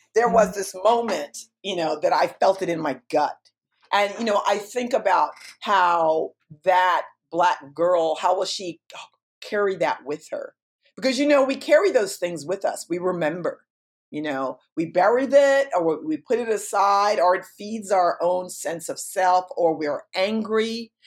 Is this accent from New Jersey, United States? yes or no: no; New York, United States; moved away; I'm incredibly New York